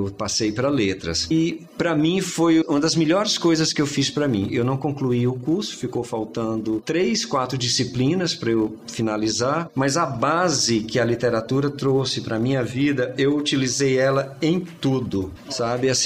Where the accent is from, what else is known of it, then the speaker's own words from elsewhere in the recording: Piripiri, Piauí, Brazil; Somos de Piripiri. Ele foi criado na casa casa dos meus avós e eu virei o mais velho lá de casa.